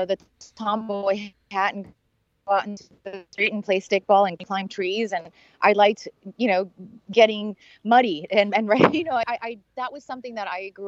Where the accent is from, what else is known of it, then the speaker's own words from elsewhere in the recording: Miami, Florida, United States; I grew up in Miami and I had never been out of the country